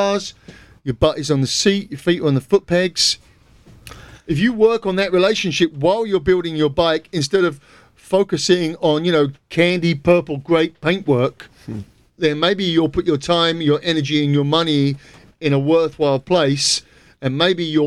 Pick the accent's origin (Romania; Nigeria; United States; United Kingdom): United Kingdom; England; I am English